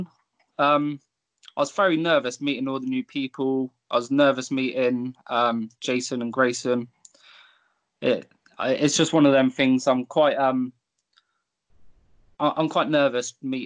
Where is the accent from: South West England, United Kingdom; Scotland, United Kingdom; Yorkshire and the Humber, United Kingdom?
South West England, United Kingdom; Tavistock; in my hometown of Tavistock